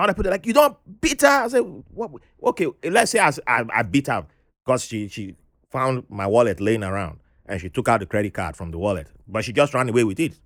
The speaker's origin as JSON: {"language": "English", "town": "Ibadan", "region": "Oyo", "country": "Nigeria", "tie": "born or raised there", "moved": "as an adult", "lives_now": "United States", "said": "I moved to a different city, Ibadan, and then there were no French teachers there."}